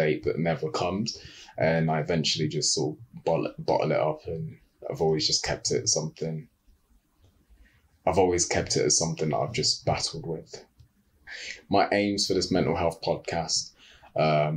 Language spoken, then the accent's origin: English; Uganda; I'm from Uganda